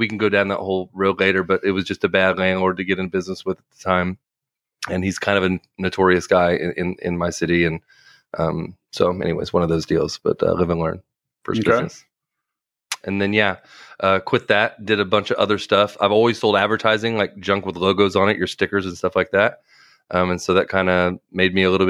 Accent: Topeka, Kansas, United States

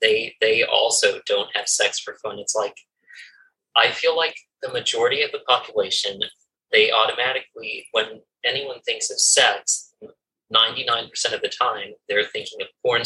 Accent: California, United States; I'm from California

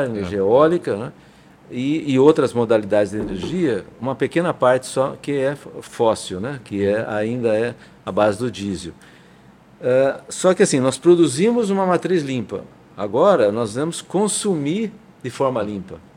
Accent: São Paulo, Brazil; eu venho do Sul, né? Eu venho de São Paulo.

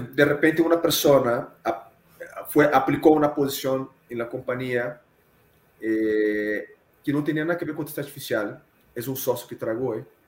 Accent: Rio de Janeiro, Brazil; Spanish is a second language; moved away as an adult; now in Mexico; soy carioca, soy de Río de Janeiro. Estoy en México a 16 años

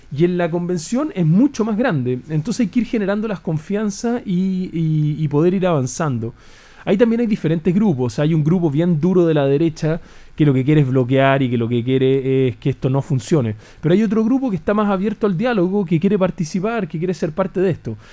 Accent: Chile; como chileno común y corriente

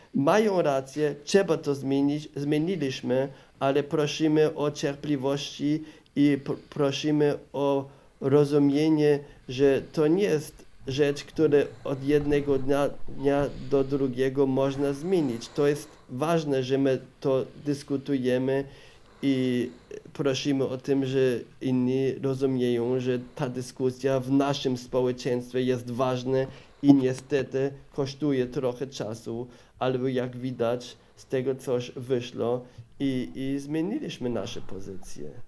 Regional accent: Regensburg, Bavaria, Germany; Polish is a second language; moved away as an adult; also born or lived in Opole, Poland; urodziłem się w Bawarii, w Regensburgu

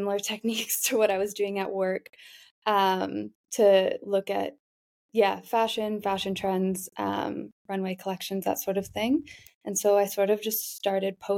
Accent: Canada; moved away as an adult; now in Amsterdam, Netherlands; I'm from Canada

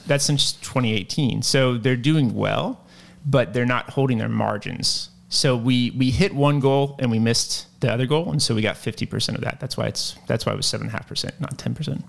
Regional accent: Lynchburg, Virginia, United States; I'm from Lynchburg, Virginia

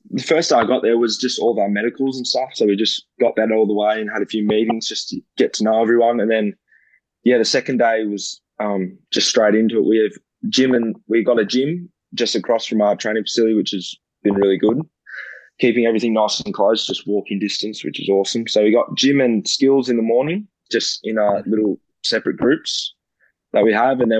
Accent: Canada; I was like, oh, that'd be pretty cool if it'd be them because I'm Canadian, and that'd be mm. pretty special to go over there and play.

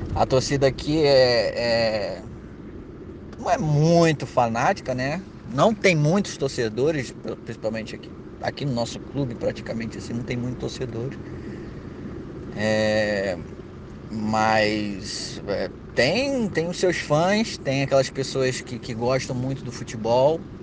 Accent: Brazil; also born or lived in Rio de Janeiro; now in Kosovo; a gente é brasileiro

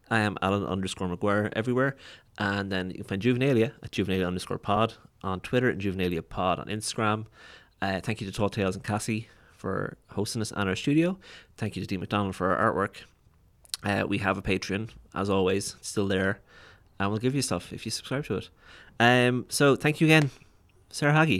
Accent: Waterford, Munster, Ireland; I'm from Waterford, which is a town or city of like forty thousand people

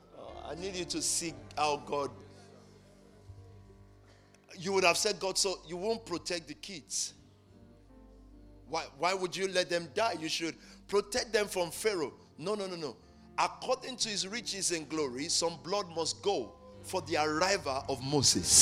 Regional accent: Nigeria; now in United Kingdom; as we say it in Nigeria

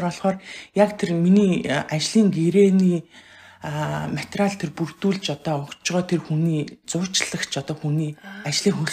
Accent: Mongolia; moved away as an adult; now in Sweden; би 2008 онд Монголоос гарч ирсэн байхгүй.

